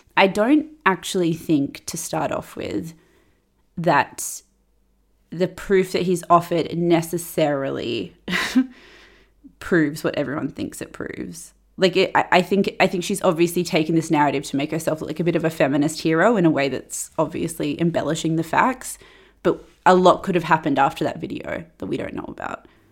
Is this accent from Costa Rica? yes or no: no; Perth, Western Australia, Australia; I was growing up in Perth